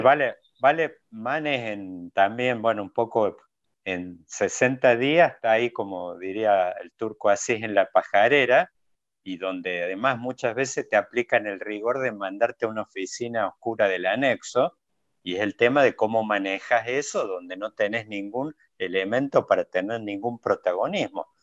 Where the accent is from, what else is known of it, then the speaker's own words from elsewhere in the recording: Córdoba, Argentina; como buen cordobés somos descendientes de andaluces